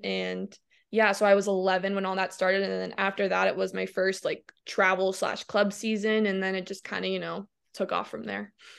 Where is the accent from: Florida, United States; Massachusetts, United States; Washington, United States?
Florida, United States; Ormond Beach; also born or lived in Michigan; I was born in Michigan. I grew up in Ormond Beach, Florida, which is about an hour north